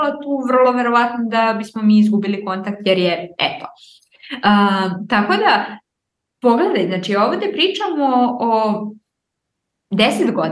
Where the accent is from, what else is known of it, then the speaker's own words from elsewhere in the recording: Niš, Southern and Eastern Serbia, Serbia; kada sam došla iz Niša u Aleksandrovac, ja sam isto bila ja ne pripadam ovde, znači ovi sada drugačije pričaju i ja hoću moje drugare iz Niša